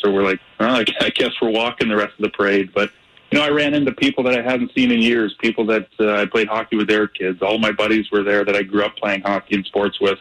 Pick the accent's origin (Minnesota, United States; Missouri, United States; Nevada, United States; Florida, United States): Missouri, United States; St. Louis; growing up in St. Louis